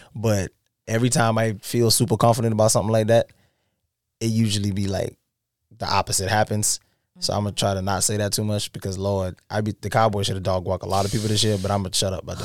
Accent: South Carolina, United States; we're from South Carolina

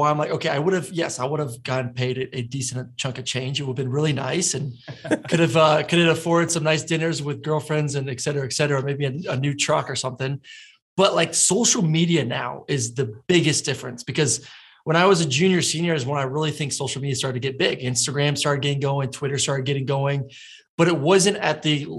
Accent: Florida, United States; moved away as an adult; now in Atlanta, United States; I'm from Florida, but I learned really quick when I moved up here and went to UGA, then now live in Atlanta

